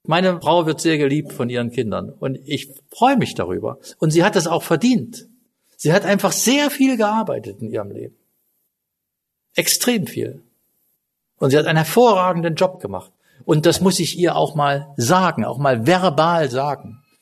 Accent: East Germany, Germany; also ich bin im Osten groß geworden, also in Ostdeutschland, nicht in Kasachstan.

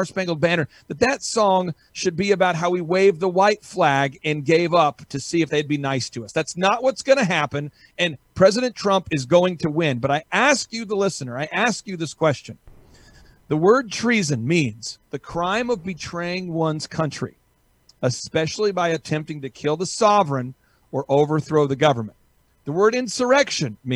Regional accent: the South, United States; I'm from the South.

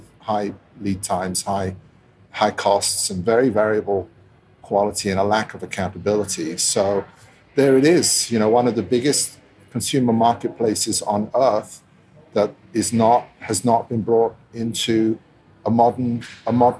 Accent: London, United Kingdom; also born or lived in Italy; I grew up in London, Italian guy, originally Italian parents, grew up in London back and forth, settled in at school

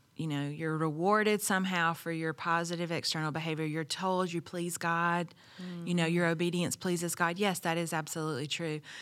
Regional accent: the South, United States; I grew up in the South

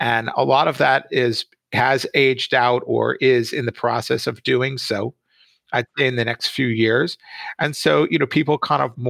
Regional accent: Jersey Shore, New Jersey, United States; I grew up on the Jersey Shore here in the States

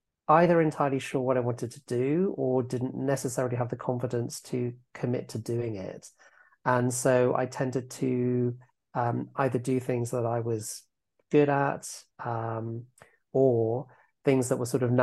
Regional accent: Epsom, South East England, United Kingdom; moved away as an adult; also born or lived in Manhattan, New York; So I am now based back in my hometown of Epsom in Surrey, which is just outside London, probably about 20 miles. This is where I wasn't born here, but I grew up here

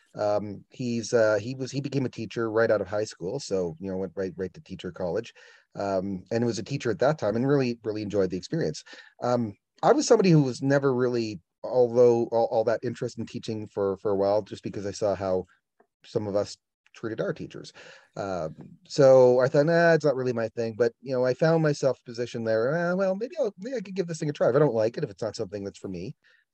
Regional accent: Estevan, Saskatchewan, Canada; moved away as an adult; also born or lived in Shaunavon, Saskatchewan / Southern Alberta; I grew up in Estevan. I went to school there

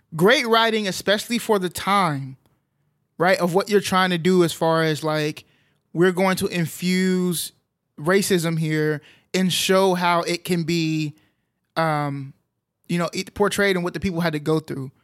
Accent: Arlington, Texas, United States; I grew up in Arlington, which, um, is, is pretty diverse

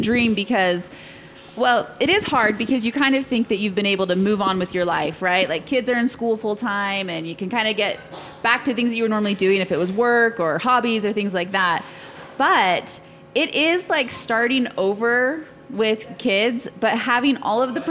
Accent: Salt Lake City, Utah, United States; now in Lindon, United States; I grew up in Salt Lake. I grew up in this neighborhood.

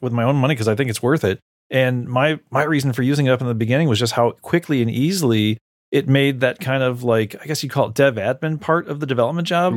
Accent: Chicago, Illinois, United States; I'm from the Chicago area

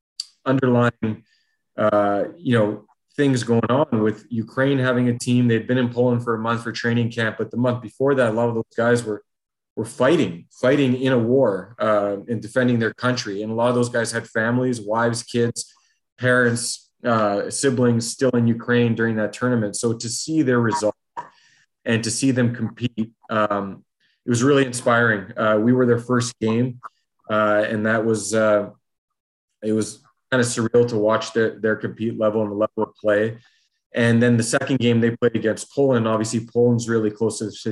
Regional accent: Ontario, Canada; moved away; also born or lived in Alberta; we're from Ontario

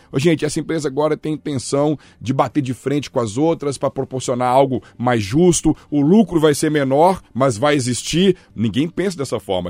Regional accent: Belo Horizonte, Minas Gerais, Brazil; Eu também sou brasileiro, mineiro, belo-horizontino

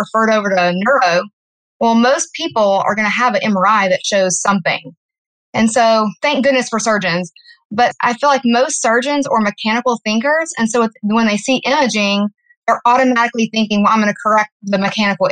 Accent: Louisiana, United States; moved away as an adult; now in Austin, United States; I'm originally from Louisiana

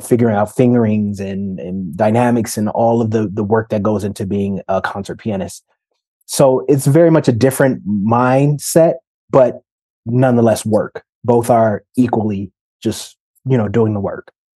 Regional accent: Detroit, Michigan, United States; born or raised there

